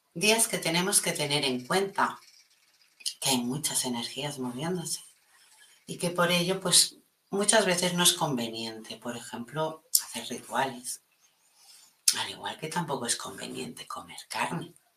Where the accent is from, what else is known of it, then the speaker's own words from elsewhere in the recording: Catalonia, Spain; aquí en mi país, en Cataluña